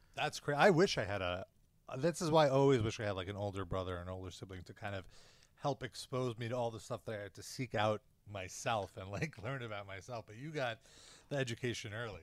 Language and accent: English; New York, United States; I'm a New Yorker